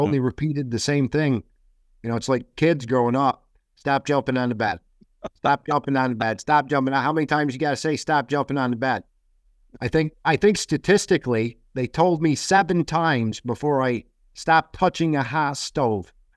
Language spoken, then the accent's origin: English; Bennington, Vermont, United States; my hometown of Bennington and Vermont